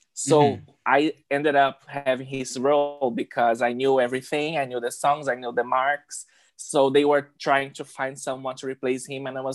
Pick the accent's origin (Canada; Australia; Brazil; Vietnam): Brazil; Rio de Janeiro; now in New York City, United States; I am originally from Brazil. I was born and raised in Rio de Janeiro.